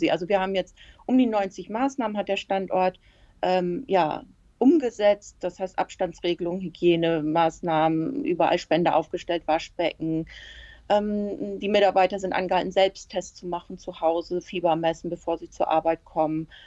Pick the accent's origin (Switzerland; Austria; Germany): Germany; Emden, Lower Saxony; Ja, ich bin in Emden geboren. Ich wohne in Emden und lebe in Emden, also ich bin immer hier gewesen.